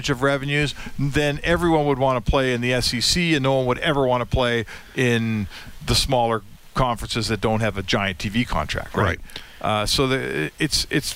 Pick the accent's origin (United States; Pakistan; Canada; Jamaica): Canada; as a Canadian